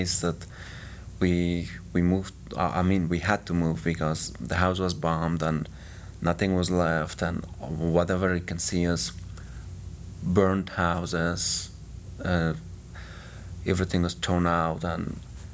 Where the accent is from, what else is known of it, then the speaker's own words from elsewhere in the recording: Kabul, Afghanistan; moved away as an adult; now in United States; I was born in Kabul, 1990